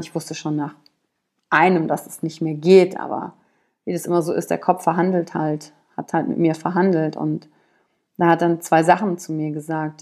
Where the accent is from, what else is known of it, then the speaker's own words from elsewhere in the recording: Wülfrath, North Rhine-Westphalia, Germany; also born or lived in Shanghai; aufgewachsen bin ich in Wülfrath